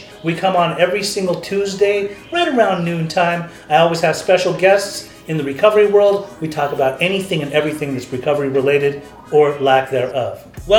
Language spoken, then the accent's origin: English; Utah, United States; I was growing up in Utah